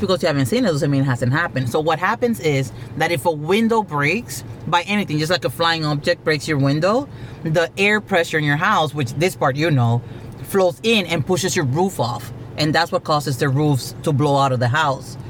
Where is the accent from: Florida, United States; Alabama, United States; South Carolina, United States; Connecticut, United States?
Florida, United States; South; I grew up in South Florida